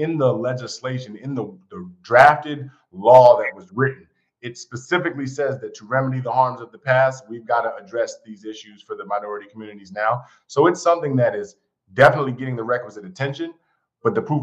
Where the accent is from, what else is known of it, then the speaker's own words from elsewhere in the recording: Silver Spring, Maryland, United States; moved away as an adult; also born or lived in New York / Atlanta, Georgia / Washington, D.C.; I grew up outside of D.C., born in New York, but kind of raised in Silver Spring, Maryland